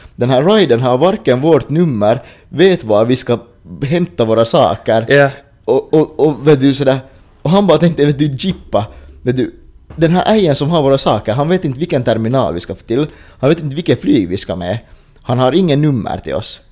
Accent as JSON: {"language": "Swedish", "country": "Finland", "said": "vi är finnar"}